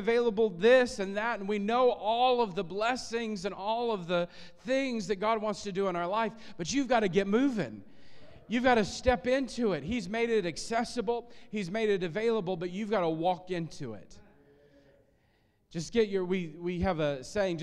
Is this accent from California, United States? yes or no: no; Illinois, United States; I grew up in Illinois and in a farming area, farming community